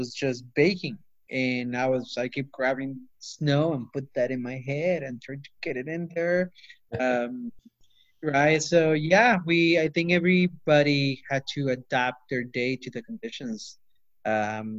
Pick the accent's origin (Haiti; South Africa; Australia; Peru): Peru; now in Auburn, United States; I grew up in Peru